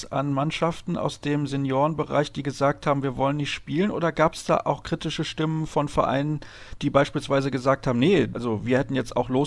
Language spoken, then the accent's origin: German; Solingen, North Rhine-Westphalia, Germany; Ich kenne das hier in Solingen, in meiner Heimatstadt.